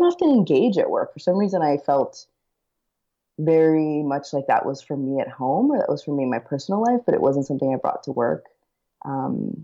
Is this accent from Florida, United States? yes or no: yes; Miami, Florida, United States; moved away as an adult; also born or lived in Colombia; now in Minneapolis, United States; I was born in Colombia and moved to Miami with my parents when I was 4.